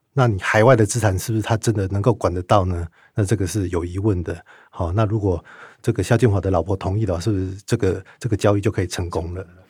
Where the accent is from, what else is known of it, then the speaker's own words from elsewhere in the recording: Taiwan; 违反我们台湾这个整个金融秩序的话